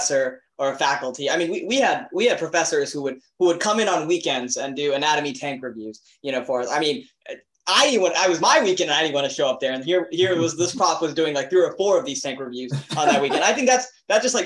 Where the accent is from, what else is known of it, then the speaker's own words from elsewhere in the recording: South Texas, United States; I grew up in South Texas